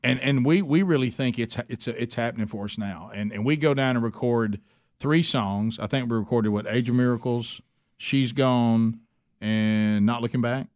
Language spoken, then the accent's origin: English; Oxford, Alabama, United States; where we grew up in Oxford, Alabama